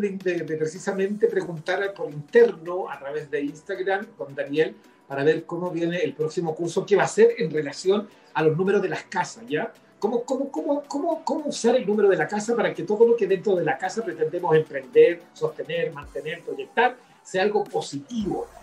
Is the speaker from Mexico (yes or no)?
no; Chile; nosotros somos chilenos